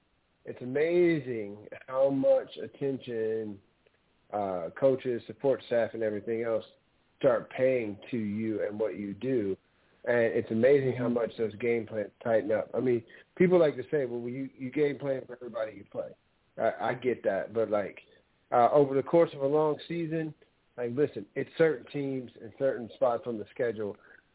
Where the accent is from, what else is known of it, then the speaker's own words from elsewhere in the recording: New Orleans, Louisiana, United States; I'm from New Orleans, but I was a Lakers fan before because we didn't have a team in New Orleans when I was a kid.